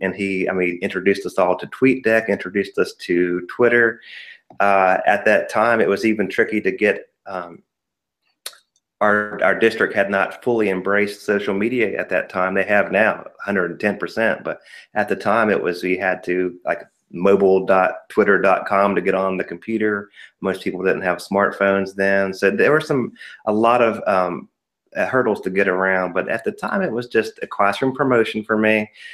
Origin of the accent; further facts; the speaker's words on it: Ohio, United States; moved away as an adult; now in North Carolina, United States; I was born and raised in Ohio